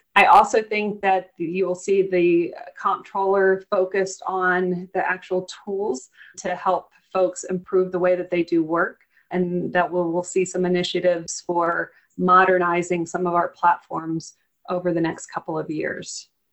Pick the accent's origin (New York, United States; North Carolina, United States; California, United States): North Carolina, United States; Eastern; Growing up in Eastern North Carolina